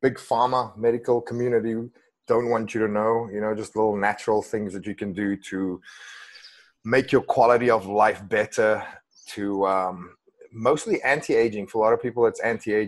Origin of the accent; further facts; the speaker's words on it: Western Cape, South Africa; English is a second language; moved away; I grew up in a tiny little village outside of Cape Town